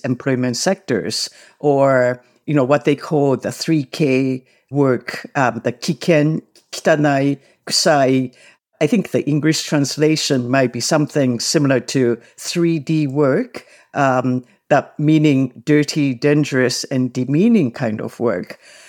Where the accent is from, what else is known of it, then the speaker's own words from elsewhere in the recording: Canada; I come from Canada where immigration means taking in people with an understanding that they will eventually become permanent residents and Canadian citizens.